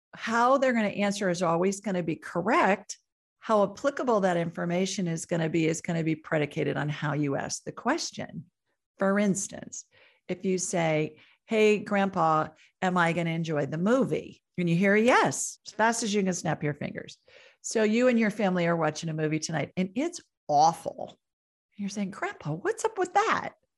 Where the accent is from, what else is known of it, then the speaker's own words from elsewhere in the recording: Columbus, Ohio, United States; I grew up in Columbus, Ohio